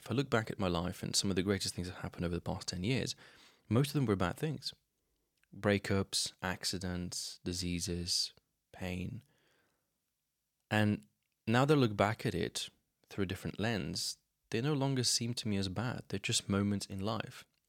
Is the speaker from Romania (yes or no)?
no; Slovenia; I grew up in Slovenia. I still live here